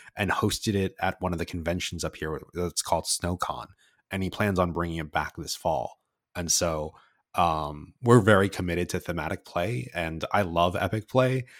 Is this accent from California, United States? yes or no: yes; California, United States; moved away as an adult; I'm from California and I moved here right before the pandemic.